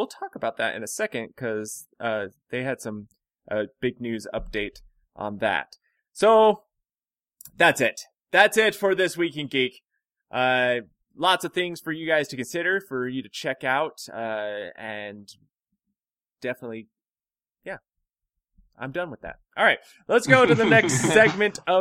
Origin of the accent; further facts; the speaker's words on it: Hobbs, New Mexico, United States; we're from Hobbs, New Mexico.